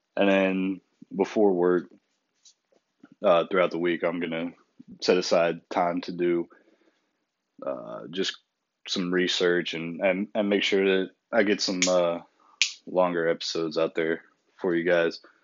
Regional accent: United States; we're American people

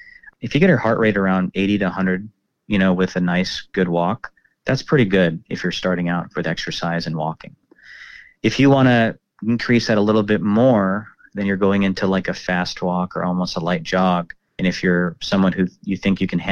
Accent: Dallas, Texas, United States; also born or lived in Plano; I grew up in Dallas and in the suburbs and in the Plano area

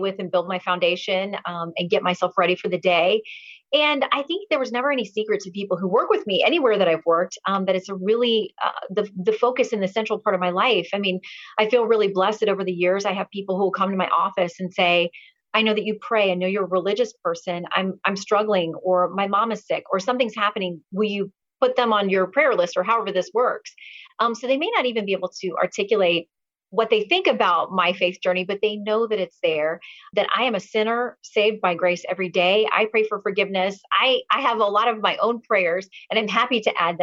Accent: Tallahassee, Florida, United States; I grew up in Tallahassee

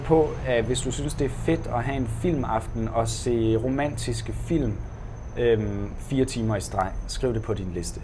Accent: Denmark

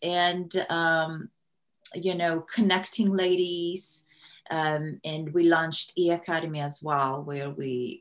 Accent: Kazakhstan; first language Russian; English is a second language; moved away as an adult; now in United States; I'm originally from Kazakhstan. I grew up in the Soviet Union. My native language is Russian. And I came here to the U.S. in 2001

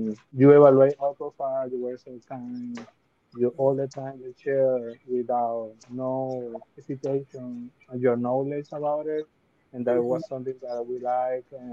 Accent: Venezuela; English is a second language; moved away as an adult; now in United States; I born in Venezuela and I came to US

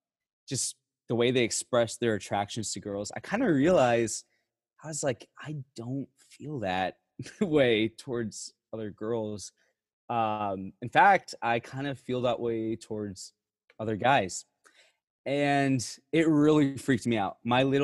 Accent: Puerto Rico; typical Catholic Puerto Rican family. Lots of babies, lots of love, lots of Jesus. So growing up, I was raised in Catholic private schools.

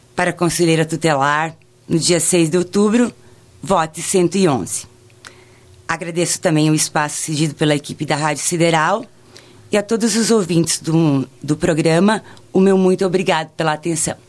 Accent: Getúlio Vargas, Rio Grande do Sul, Brazil; sou natural de Getúlio Vargas

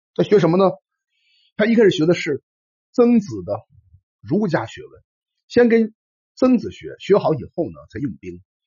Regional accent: China; 我们中国人

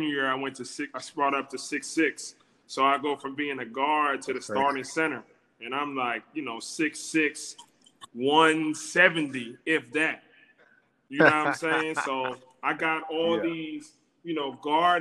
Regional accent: New Jersey, United States; moved away as an adult; now in Pennsylvania, United States; I'm from New Jersey, born and raised

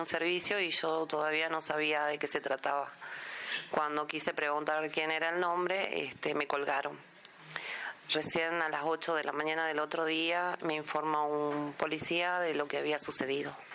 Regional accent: San Salvador de Jujuy, Jujuy, Argentina; soy de San Salvador de Jujuy, departamento Manuel Grano, capital

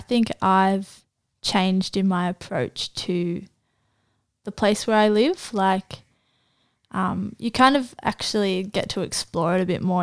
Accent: Gosford, New South Wales, Australia; also born or lived in Israel; I was born in Gosford

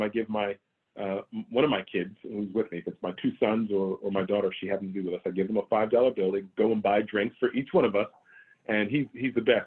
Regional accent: United States; I'm an American. I was born and raised here in the US

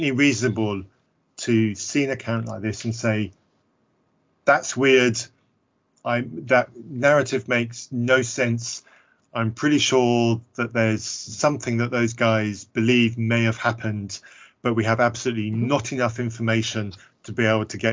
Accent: United Kingdom; I'm British.

